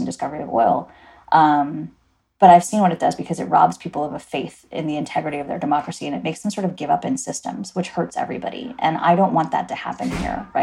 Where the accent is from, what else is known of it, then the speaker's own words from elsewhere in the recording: Guyana; now in United States; So I am an immigrant. I was born in Guyana.